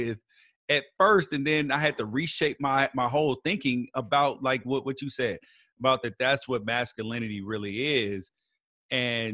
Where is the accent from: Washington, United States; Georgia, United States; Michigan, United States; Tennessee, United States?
Tennessee, United States; Memphis; now in California, United States; I grew up in Memphis originally.